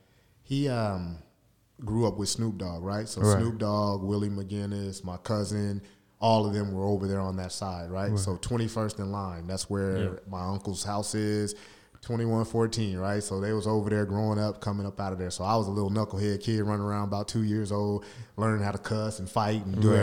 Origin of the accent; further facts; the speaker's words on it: Long Beach, California, United States; moved away; I come from Long Beach, California, right? Strong Beach, exactly, right? 5'6", 2".